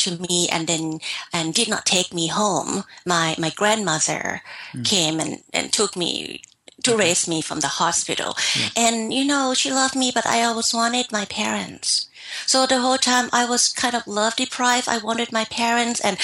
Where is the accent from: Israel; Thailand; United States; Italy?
Thailand; moved away; I'm from Thailand